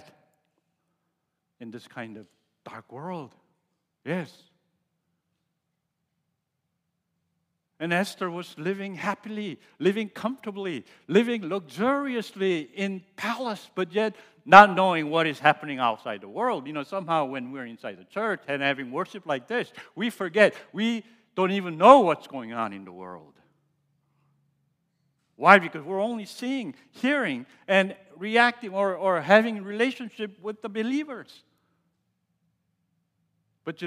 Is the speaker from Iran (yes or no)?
no; United States; As I was growing up in America and going through college